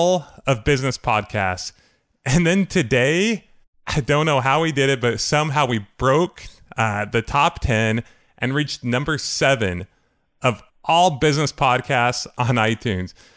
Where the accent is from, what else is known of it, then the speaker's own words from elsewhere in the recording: California, United States; I'm from California